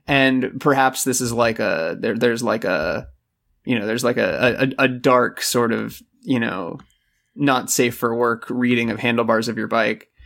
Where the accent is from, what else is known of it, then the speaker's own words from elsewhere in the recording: Florida, United States; moved away; I'm born and raised in Florida.